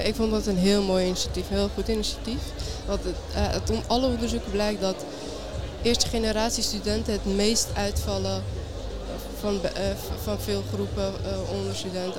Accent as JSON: {"language": "Dutch", "town": "Amsterdam", "region": "North Holland", "country": "Netherlands", "tie": "born or raised there", "said": "ik ben ook geboren en opgegroeid in Amsterdam"}